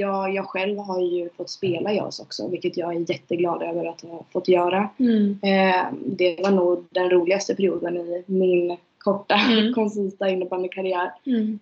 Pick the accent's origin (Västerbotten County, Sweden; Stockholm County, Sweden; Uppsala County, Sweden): Västerbotten County, Sweden; Umeå; moved away; jag är från Umeå.